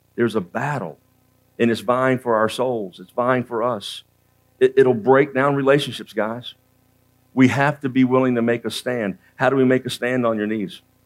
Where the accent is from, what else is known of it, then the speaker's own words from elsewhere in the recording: Central Florida, United States; also born or lived in Georgia; I was raised in Central Florida.